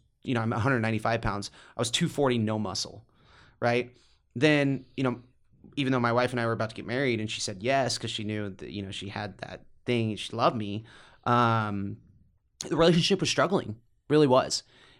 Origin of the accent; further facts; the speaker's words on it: Midwest, United States; growing up in the Midwest, you think that's all the money in the world.